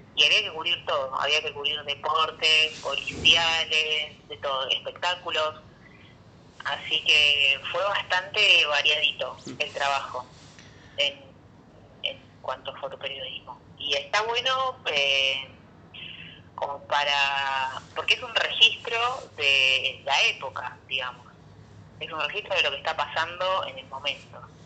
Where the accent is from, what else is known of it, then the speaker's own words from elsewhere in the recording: Corral de Bustos, Córdoba, Argentina; moved away as an adult; also born or lived in Rosario / San Luis; tuve que mudarme a Corral de Bustos, normalmente que es mi pueblo